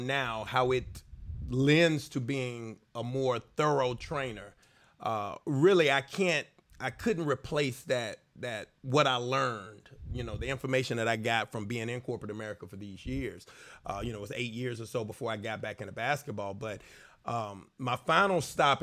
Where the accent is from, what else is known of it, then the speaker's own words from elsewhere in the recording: Mobile, Alabama, United States; I'm from Mobile, Alabama. So it's, you know, football country. You know, I went to Vigor High School